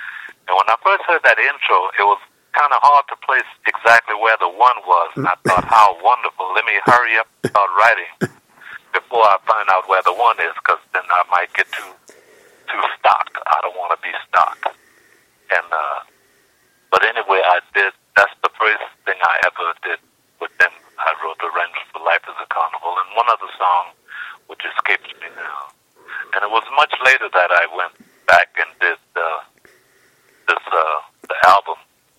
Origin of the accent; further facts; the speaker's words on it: the South, United States; he was just so very glad that I was from the South.